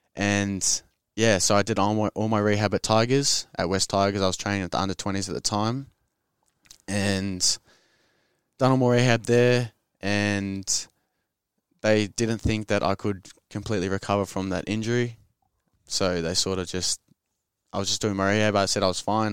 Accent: Sydney, New South Wales, Australia; I grew up in the inner west of Sydney

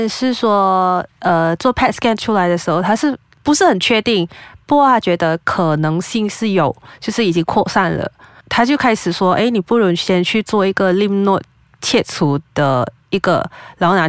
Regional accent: Penang, Malaysia; 因为我是槟城人，所以我还是回了家乡才去找医生。

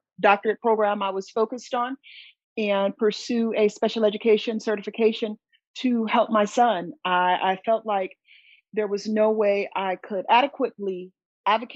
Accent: Southern California, United States; moved away as an adult; now in North Syracuse, United States; I'm originally from Southern California.

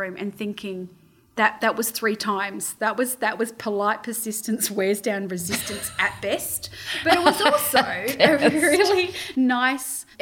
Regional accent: Australia; I'm Australian

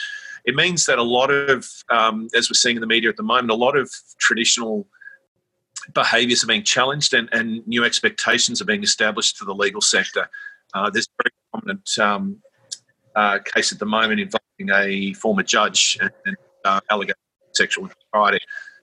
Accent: Sydney, New South Wales, Australia; I grew up in Sydney and always had a strong sense of social justice, I guess, and personal wanting to look out for people.

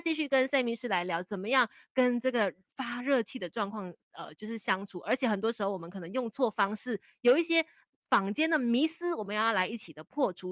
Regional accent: Malaysia; 我们马来西亚人都是比较含蓄啊，比较被动一些些的

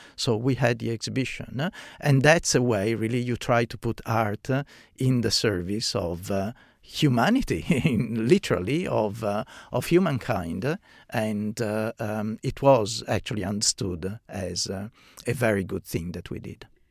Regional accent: Venice, Veneto, Italy; moved away as an adult; now in Australia; I grew up in, in Venice. Venice is my hometown

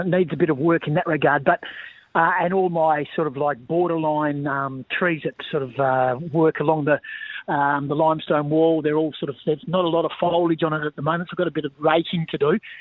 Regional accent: Bunbury, Western Australia, Australia; also born or lived in Melbourne; I was born in Bunbury in the south, so a couple of hours south of of, Perth

